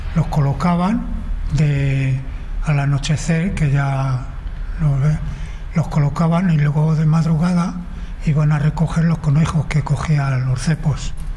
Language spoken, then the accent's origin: Spanish; Madrid, Community of Madrid, Spain; nací en Marqués de Viana